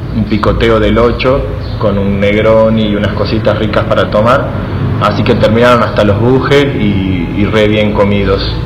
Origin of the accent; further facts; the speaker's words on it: Salta, Argentina; yo soy de Salta